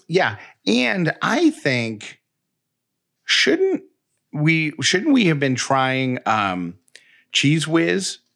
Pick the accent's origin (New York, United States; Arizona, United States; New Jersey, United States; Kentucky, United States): New York, United States; Syracuse; now in Georgia, United States; I grew up in Syracuse, New York